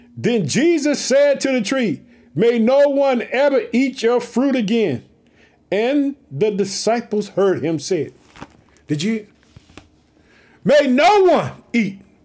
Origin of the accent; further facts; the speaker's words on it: Illinois, United States; also born or lived in Chicago; That's my home state.